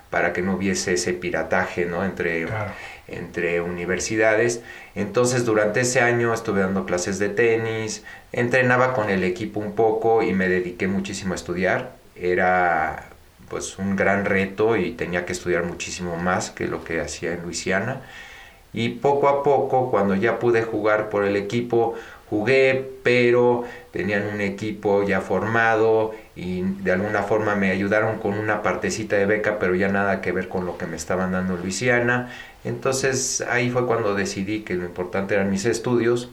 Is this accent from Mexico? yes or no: yes; Mexico; also born or lived in United States; yo nací en México de padre eh, mexicano, eh, nacido en Veracruz y de madre española